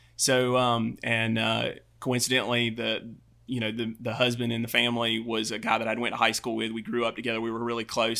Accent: Albany, Georgia, United States; I'm from Albany, Georgia

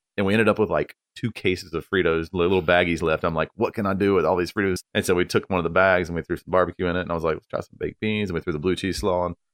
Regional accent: Apex, North Carolina, United States; I'm from North Carolina, like, born

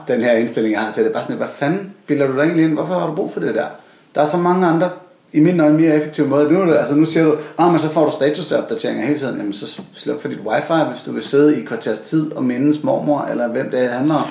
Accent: Copenhagen, Capital Region of Denmark, Denmark; jeg er en barnløs københavner

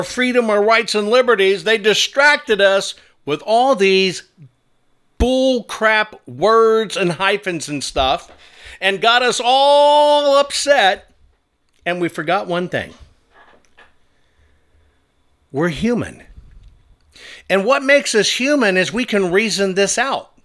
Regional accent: United States; I'm not a Jewish American. I'm not even a German American, even though those are facts. I'm just an American

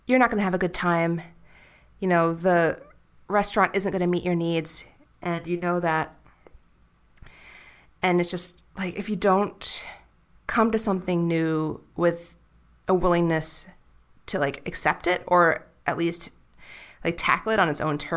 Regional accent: New York City, New York, United States; And I'll just say, like, New York City.

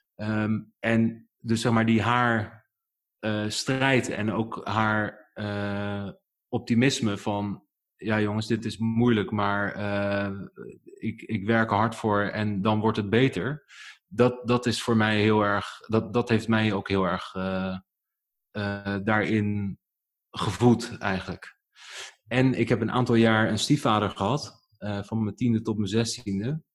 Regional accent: Netherlands; born or raised there; also born or lived in Germany

